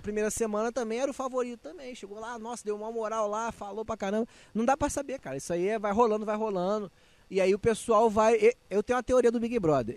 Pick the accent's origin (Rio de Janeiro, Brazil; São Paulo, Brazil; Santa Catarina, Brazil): Rio de Janeiro, Brazil; Nilópolis; moved away as an adult; now in Rio de Janeiro, Brazil; eu sou carioca, eu nasci no Rio, só que fui criado na Baixada. Então, assim, eu sou lá de Nilópolis, vivi a infância, a infância, a juventude toda